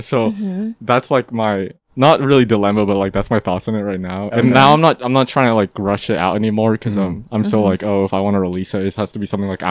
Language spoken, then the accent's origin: English; Fairfield, California, United States; I'm not a local. I'm like, I'm like, this isn't me. I'm from a suburb. I'm from the suburbs. Like, I'm from Fairfield.